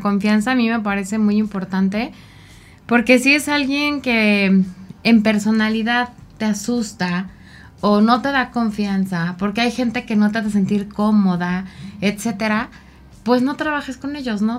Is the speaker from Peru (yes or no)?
no; Mexico; como mexicanos